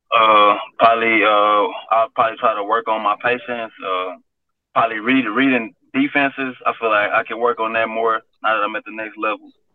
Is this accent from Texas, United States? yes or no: yes; Texas, United States; I'm from Texas